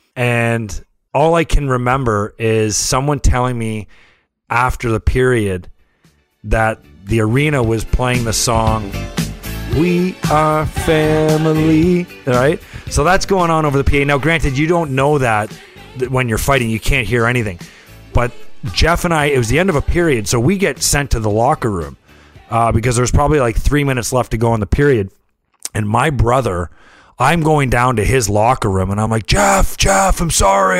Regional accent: St. Catharines, Ontario, Canada; we grew up in Saint Catharines

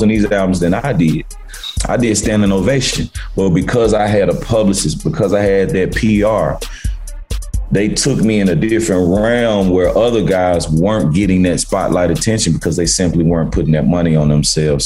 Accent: Memphis, Tennessee, United States; also born or lived in Cordova, Tennessee; I'm from South Memphis, like around 14, 15, I moved to Cordova, which the suburbs

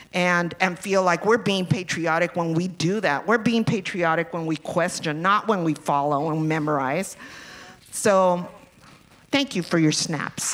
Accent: Los Angeles, California, United States; growing up in East LA in the 60s and 70s

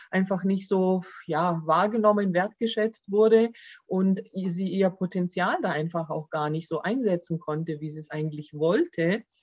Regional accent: Baden-Württemberg, Germany; accent: Swabian; wobei natürlich äh, Deutschland schon meine Heimat ist und äh, Griechenland eher auch als Urlaubsland für mich gilt.

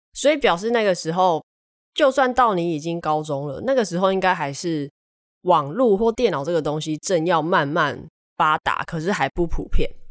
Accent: southern Taiwan, Taiwan; 我南部人

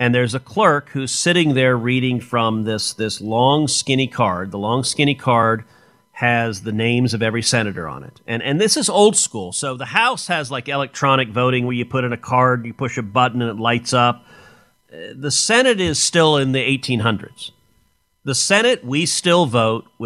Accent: Texas, United States; I'm from Texas

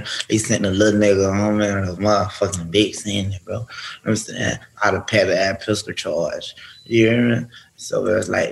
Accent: Pompano Beach, Florida, United States; I'm from Pompano

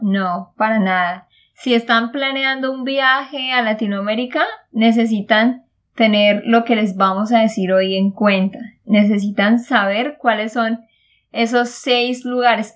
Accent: Santander, Colombia; de Santander, Colombia

